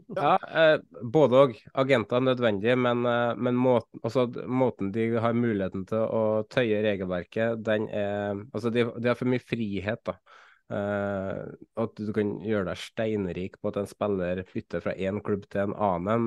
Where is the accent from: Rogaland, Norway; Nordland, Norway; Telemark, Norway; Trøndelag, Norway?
Trøndelag, Norway; for meg som trønder